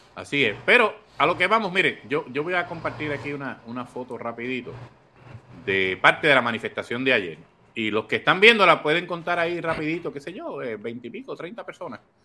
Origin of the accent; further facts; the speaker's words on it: Corozal, Puerto Rico; now in Toa Baja, Puerto Rico; soy de Corozal, pero vivo en Toa Baja